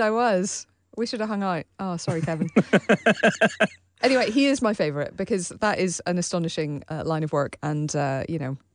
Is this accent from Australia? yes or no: yes; Australia; I'm Australian